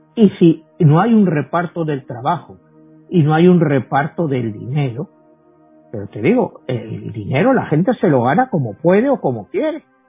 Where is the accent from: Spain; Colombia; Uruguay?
Spain; moved away; yo vengo de España